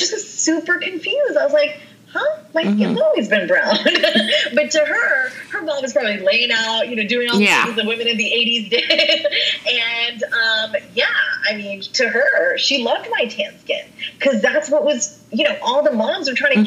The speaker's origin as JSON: {"language": "English", "region": "West Virginia", "country": "United States", "tie": "born or raised there", "said": "growing up there, I was just American. I was born there. I was raised up there"}